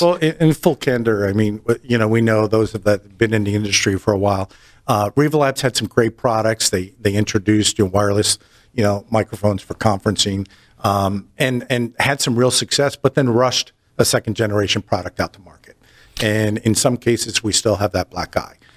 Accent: New Jersey, United States; moved away as an adult; also born or lived in upstate New York; now in North Carolina, United States; I'm born and raised in New Jersey

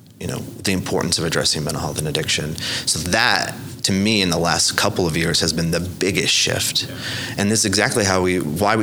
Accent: Lawton, Oklahoma, United States; I'm from Lawton. Uh-huh. I like to describe myself as a survivor from Lawton

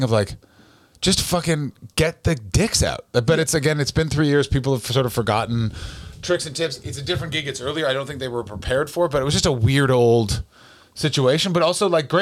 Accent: Ottawa, Ontario, Canada; moved away; I am from Canada

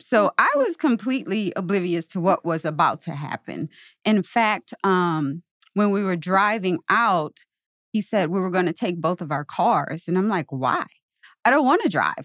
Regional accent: Louisiana, United States; moved away as an adult; also born or lived in New Orleans, Louisiana; now in St. Louis, United States; I'm from Louisiana, New Orleans was about two hours from my hometown

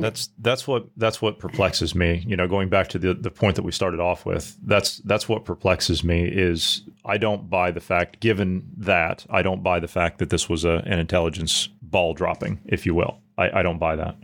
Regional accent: United States; As an American

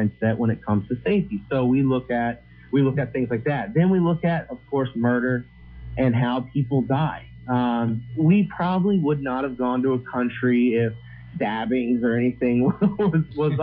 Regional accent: United States; I grew up in America

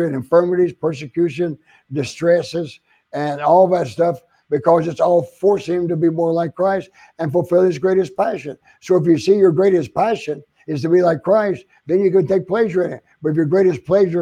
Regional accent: Oklahoma, United States; also born or lived in San Antonio, Texas / Phoenix, Arizona; now in Florida, United States; I was from Oklahoma, the South

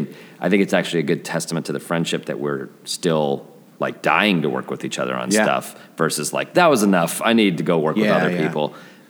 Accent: Denver, Colorado, United States; you know, we're all from Denver.

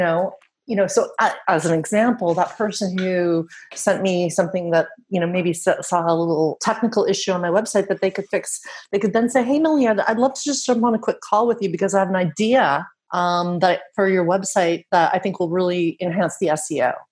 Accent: Canada; accent: Canadian; moved away as an adult; now in Netherlands; that's how you know I'm Canadian because I said the about

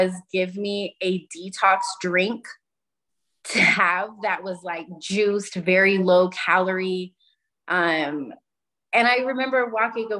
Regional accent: Utah, United States; I'm from Utah. It's mostly Mormon culture

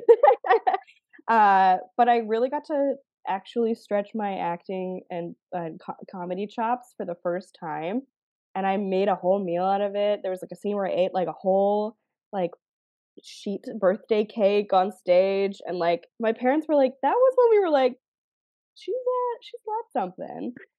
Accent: Canada; I'm Canadian

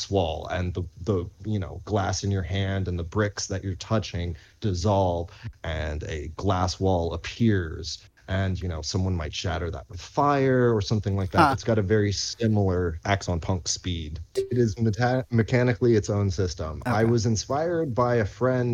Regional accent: Arlington, Texas, United States; moved away as an adult; also born or lived in Dallas; now in London, Canada; as a kid growing up in Texas.

